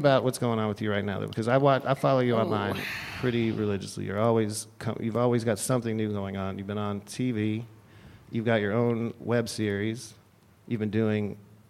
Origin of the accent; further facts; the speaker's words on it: Texas, United States; moved away; I'm from Texas, partially from Texas.